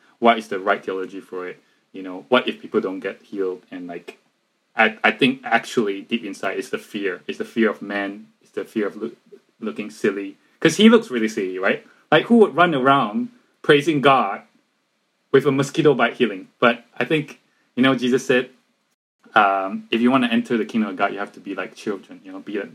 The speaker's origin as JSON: {"language": "English", "country": "Malaysia", "said": "we're from Malaysia"}